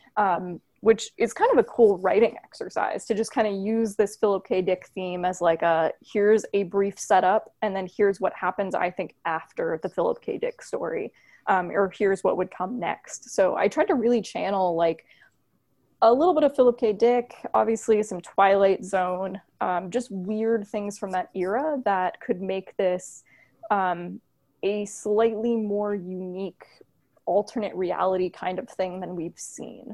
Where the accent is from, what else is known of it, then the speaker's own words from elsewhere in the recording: Florida, United States; now in Buffalo, United States; I'm from Florida